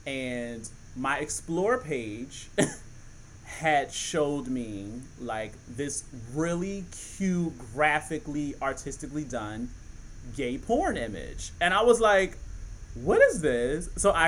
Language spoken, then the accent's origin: English; Philadelphia, Pennsylvania, United States; Shorty J literally grew up down the street from me in Philly. I'm from Philly.